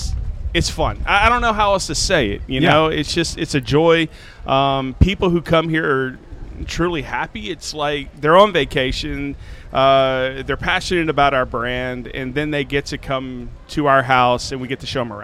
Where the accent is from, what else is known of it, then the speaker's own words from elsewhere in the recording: Middle Tennessee, United States; moved away as an adult; also born or lived in St. Louis; I was never planning on leaving Middle Tennessee.